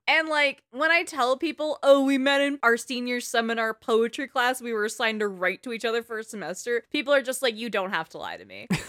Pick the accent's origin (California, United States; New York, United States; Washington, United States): California, United States; the Bay Area; I'm from the Bay. It's an accent.